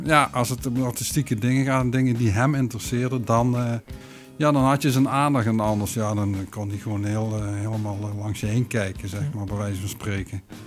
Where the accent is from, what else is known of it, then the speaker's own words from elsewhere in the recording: Weert, Limburg, Netherlands; moved away as an adult; also born or lived in Maastricht / Moelingen; now in Vught, Netherlands; ik ben kind van Amsterdamse ouders. Alleen zij zijn heel vroeg verhuisd naar Weert.